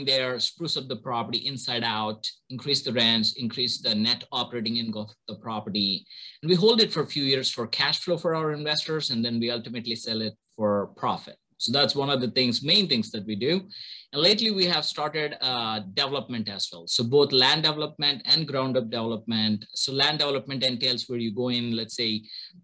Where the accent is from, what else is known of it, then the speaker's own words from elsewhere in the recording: India; moved away as an adult; now in United States; I'm originally from India, born and brought up there, did my bachelor's in electrical engineering over there